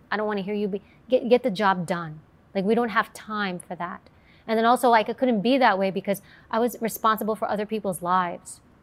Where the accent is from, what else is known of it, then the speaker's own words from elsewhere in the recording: New York, United States; I grew up in New York